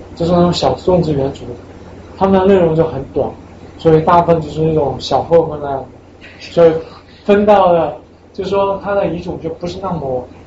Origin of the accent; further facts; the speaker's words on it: China; now in United States; 我是一个中国人